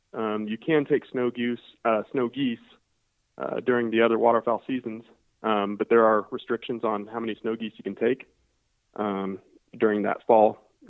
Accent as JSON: {"language": "English", "region": "Northwest Missouri", "country": "United States", "also_born_or_lived": "Alabama", "moved": "yes", "lives_now": "Iowa, United States", "said": "I'm actually I'm from Northwest Missouri"}